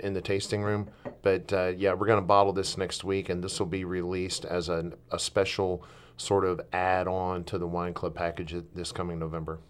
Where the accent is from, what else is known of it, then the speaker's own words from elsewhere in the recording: Milton, Florida, United States; also born or lived in Southern Alabama / Southern Mississippi; now in Oregon, United States; I was born in Milton, Florida